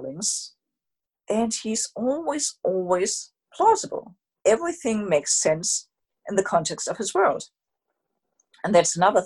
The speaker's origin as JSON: {"language": "English", "country": "Germany", "tie": "born or raised there", "said": "I was born in Germany"}